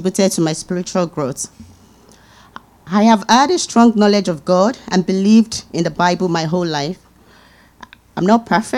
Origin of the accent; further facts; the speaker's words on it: Lagos, Nigeria; moved away as an adult; now in Canada; I grew up in Lagos, Nigeria